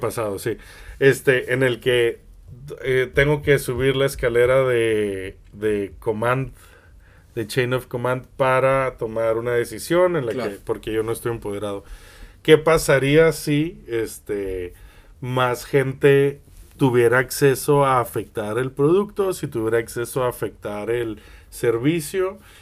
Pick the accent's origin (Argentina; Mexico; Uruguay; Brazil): Mexico; moved away; also born or lived in Spain; tú sabes que yo viví en España muchos años y que soy de México.